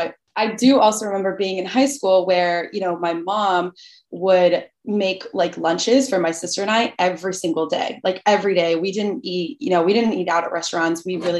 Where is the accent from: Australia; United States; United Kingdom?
United States; Naples, Florida; English is a second language; also born or lived in Albania; So then we decided to move to Naples, Florida, because we just like knew someone there